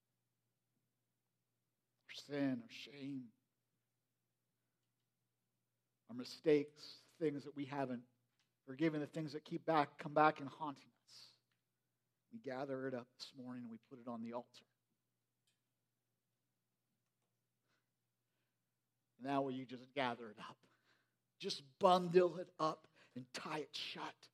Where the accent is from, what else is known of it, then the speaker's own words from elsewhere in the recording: United States; I grew up in Perry County, you know, and I grew up in this old farmhouse